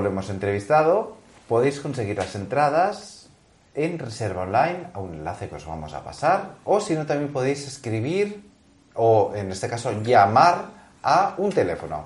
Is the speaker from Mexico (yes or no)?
no; Barcelona, Catalonia, Spain; yo soy de la Meri